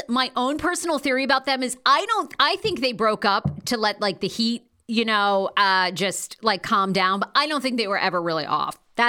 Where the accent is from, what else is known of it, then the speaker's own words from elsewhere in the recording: Maine, United States; I grew up in Maine, so nobody had any of that stuff.